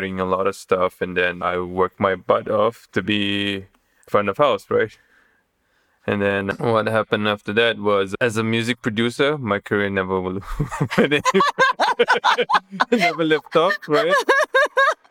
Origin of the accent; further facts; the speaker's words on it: Kota Kinabalu, Sabah, Malaysia; moved away as an adult; also born or lived in Kuala Lumpur, Malaysia / Thailand; So I'm from Kota Kinabalu. I'm from Sabah, the northern part of Borneo.